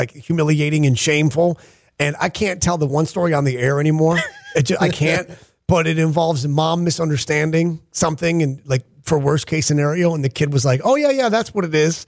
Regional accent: Geneva, New York, United States; moved away; my hometown in Geneva, New York, I sleep in the bedroom that was my bedroom as a kid.

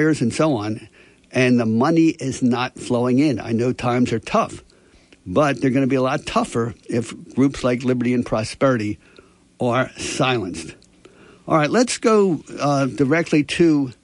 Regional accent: Atlantic City, New Jersey, United States; I was born in Atlantic City. So I was born in this country

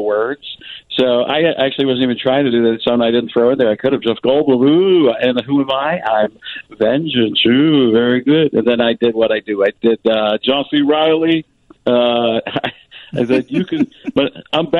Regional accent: Waukesha, Wisconsin, United States; also born or lived in Chicago, Illinois; I was born in Chicago. My family's from Elmwood Park. And then I end up growing up in Waukesha, Wisconsin

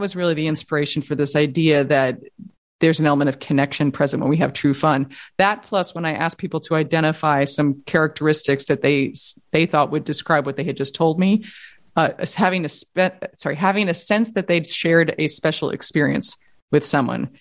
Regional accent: New York, United States; I grew up in Manhattan

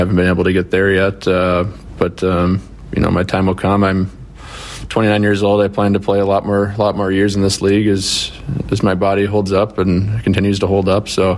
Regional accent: United States; being American

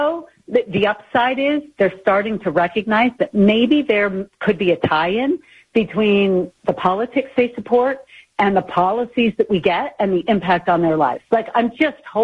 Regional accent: New York, United States; moved away as an adult; now in Utah, United States; I grew up in New York

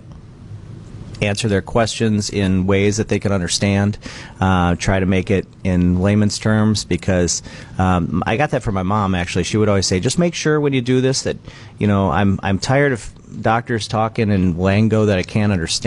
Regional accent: Verona, Wisconsin, United States; also born or lived in Milwaukee, Wisconsin / Twin Cities, Minnesota; now in Beaver Dam, United States; I grew up in Verona, Wisconsin, just west of Madison

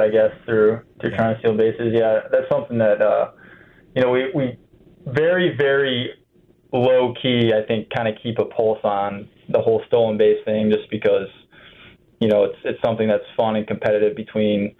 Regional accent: Ohio, United States; I'm from Ohio

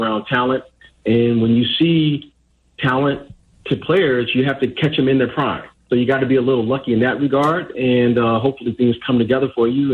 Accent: Detroit, Michigan, United States; as a kid growing up in Detroit

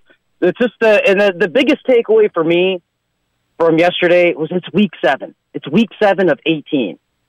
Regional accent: South Florida, United States; also born or lived in Port St. Lucie; lifelong Bills fan, growing up in South Florida.

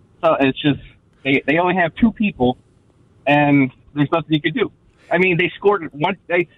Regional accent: St. Louis, Missouri, United States; now in Gilberts, United States; I grew up in St. Louis, so moving up here is not very fun for me.

